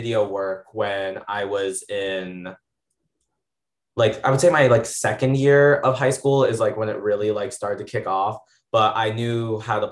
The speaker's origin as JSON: {"language": "English", "town": "Darien", "region": "Connecticut", "country": "United States", "tie": "born or raised there", "also_born_or_lived": "Puerto Rico", "said": "I was born in Puerto Rico, but I was adopted at a month old by two Caucasians, so I've been raised in Connecticut my entire life. I'm from Darien"}